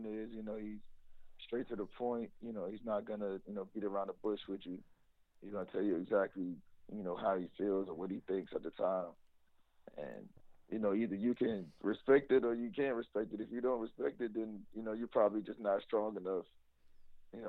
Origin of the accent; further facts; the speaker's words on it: Virginia, United States; moved away as an adult; I'm coming from Virginia, so like ACC country